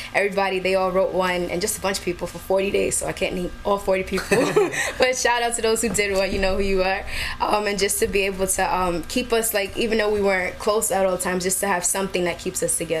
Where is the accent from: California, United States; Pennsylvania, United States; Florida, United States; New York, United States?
New York, United States; New York City; born or raised there